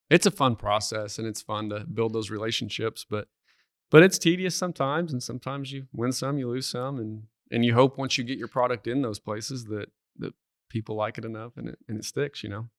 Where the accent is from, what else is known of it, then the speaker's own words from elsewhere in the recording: Duncan, Oklahoma, United States; moved away as an adult; now in Stillwater, United States; I'm originally from Duncan, Oklahoma